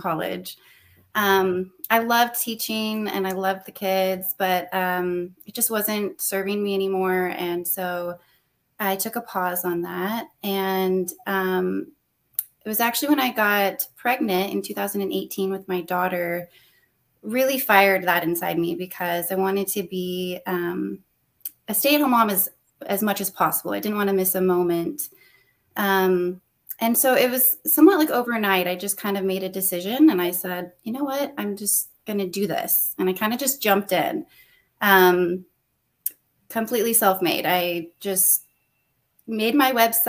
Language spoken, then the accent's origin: English; Los Alamos, New Mexico, United States; moved away as an adult; now in Austin, United States; I'm originally from New Mexico, born and raised. I grew up in Los Alamos